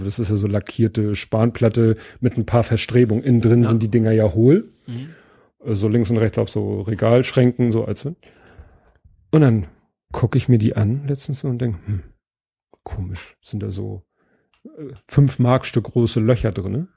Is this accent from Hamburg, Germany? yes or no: yes; Steilshoop, Hamburg, Germany; Steinshoop ist halt so eine Hochhaussiedlung. Ja. Ne? Also das ist, äh, wie, ich bin aufgewachsen in dem Ring mit den höchsten Häusern